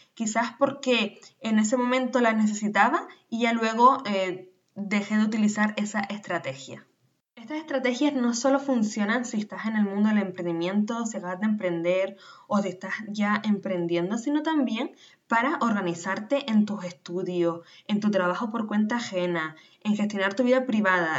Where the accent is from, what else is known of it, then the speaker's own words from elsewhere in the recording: Canary Islands, Spain; nacida en Canarias